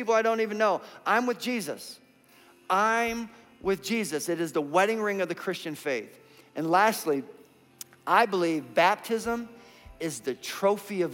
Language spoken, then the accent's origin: English; Minnesota, United States; now in Indiana, United States; We're from Minnesota, and our custom is you take your shoes off at the door